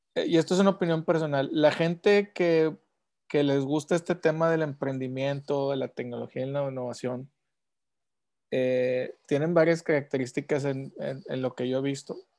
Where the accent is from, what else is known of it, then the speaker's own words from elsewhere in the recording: Monterrey, Nuevo León, Mexico; Yo como regio de tercera generación